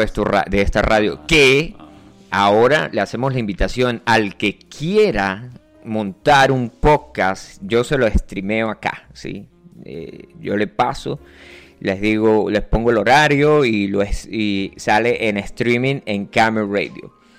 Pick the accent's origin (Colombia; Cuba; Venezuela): Venezuela; yo soy del Yaure